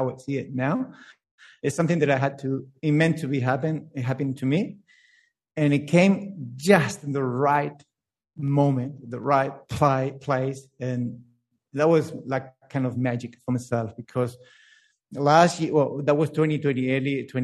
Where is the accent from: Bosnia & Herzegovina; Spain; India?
Spain; English is a second language; now in Melbourne, Australia; I grew up in Spain, but I born in Melbourne.